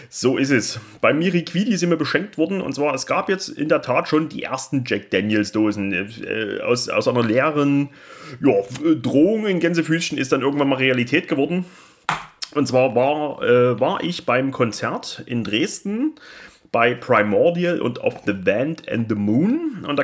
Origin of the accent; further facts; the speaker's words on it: Austria; Wir sind aus Österreich.